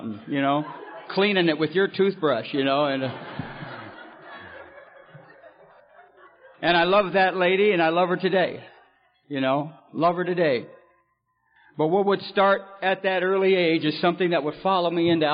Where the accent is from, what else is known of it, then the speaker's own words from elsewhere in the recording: California, United States; also born or lived in Detroit, Michigan; I was born in Detroit and I come out to California when I was about 4 years old